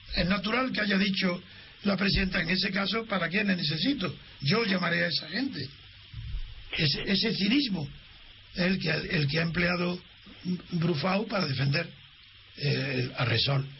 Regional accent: Spain; soy español

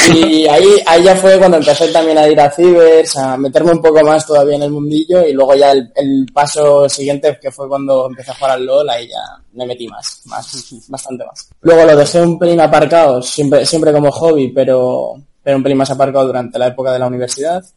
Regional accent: León, Castile and León, Spain; moved away; yo soy de León

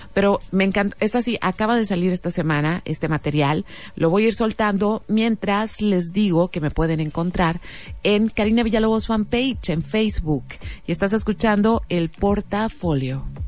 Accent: Mexico; me siento así como muy mexicana

